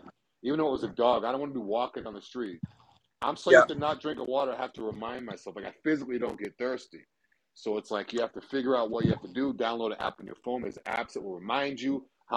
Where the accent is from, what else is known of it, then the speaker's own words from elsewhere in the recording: New England, United States; moved away; I'm from New England